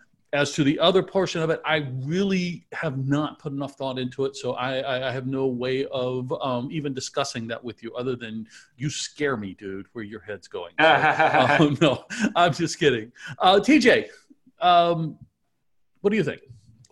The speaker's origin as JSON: {"language": "English", "town": "Mobile", "region": "Alabama", "country": "United States", "tie": "born or raised there", "said": "Growing up in Mobile, Alabama"}